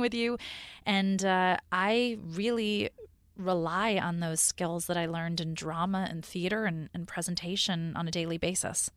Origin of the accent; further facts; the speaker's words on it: New York, United States; moved away as an adult; also born or lived in California; I grew up in New York. I had lived in New York my whole life